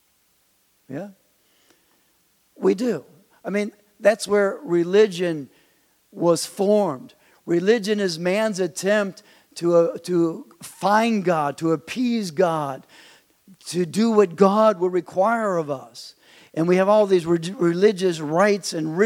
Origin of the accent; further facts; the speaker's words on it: United States; moved away as an adult; now in Germany; I'm American.